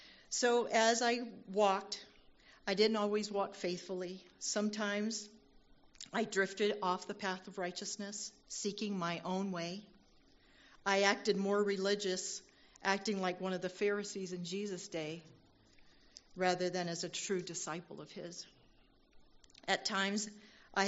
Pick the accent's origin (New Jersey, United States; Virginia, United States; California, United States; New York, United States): Virginia, United States; born there; I was born in Virginia … I'm a military brat, and that's just an endearing way to say that I was born into a family of an active duty service member.